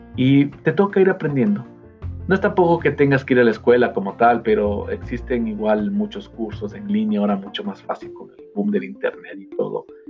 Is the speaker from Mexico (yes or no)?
no; Ecuador; soy, em, de Ecuador